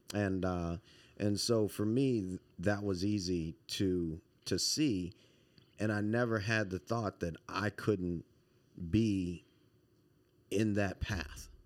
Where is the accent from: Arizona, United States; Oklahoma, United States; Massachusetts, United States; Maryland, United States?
Maryland, United States; Montgomery County; also born or lived in Baton Rouge, Louisiana / Washington, D.C.; most of my formative years were here in Montgomery County.